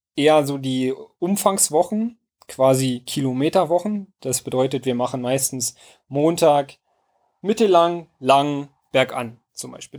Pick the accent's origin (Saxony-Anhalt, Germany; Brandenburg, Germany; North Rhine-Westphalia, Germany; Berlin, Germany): Brandenburg, Germany; Werder; in meinem Heimatort ähm, Werder äh, einen Baumblütenlauf gab. Und den habe ich in der Grundschule mitgemacht